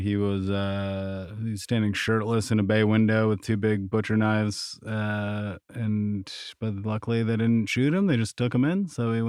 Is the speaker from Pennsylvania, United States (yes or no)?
no; New York, United States; also born or lived in Vermont; I was born in Vermont in 1986 to a single mother. My father was in prison, so he got out when I was a little bit older. So we stayed in Vermont for a couple of years and then moved to upstate New York